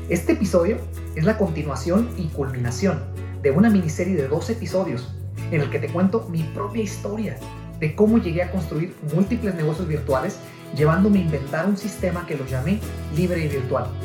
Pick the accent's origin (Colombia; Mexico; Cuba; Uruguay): Mexico; Guadalajara, Jalisco; nosotros venimos de Guadalajara, Jalisco, México, eh, estuvimos al frente del negocio por 8 o 9 años aproximadamente, al frente del negocio familiar, una agencia de renta de autos.